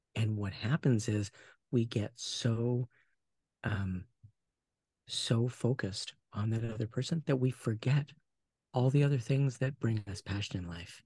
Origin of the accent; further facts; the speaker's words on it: Portland, United States; I was born in the Portland area.